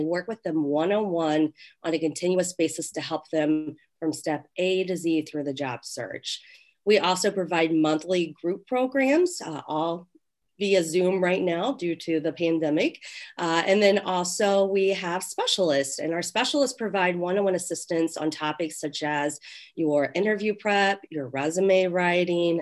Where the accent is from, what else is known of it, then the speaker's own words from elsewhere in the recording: Ohio, United States; moved away as an adult; now in Chicago, United States; I'm actually originally from Ohio, but I've been in Chicagoland for 15 years